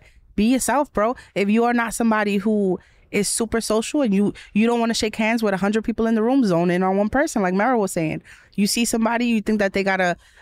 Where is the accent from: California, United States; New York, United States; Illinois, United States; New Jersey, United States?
New York, United States; New York City; as a New Yorker